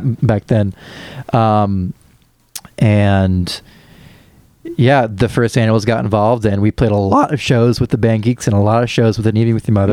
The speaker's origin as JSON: {"language": "English", "town": "Champaign", "region": "Illinois", "country": "United States", "tie": "born or raised there", "also_born_or_lived": "St. Joseph, Illinois"}